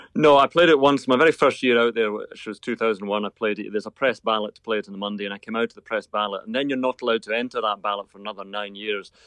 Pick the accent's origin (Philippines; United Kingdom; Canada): United Kingdom; Irvine, Scotland; I wasn't born in Troon. I was born in Irvine, about five miles away